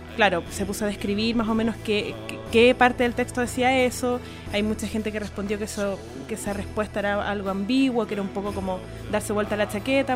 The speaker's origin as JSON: {"language": "Spanish", "country": "Chile", "said": "nuestra historia como sociedad chilena"}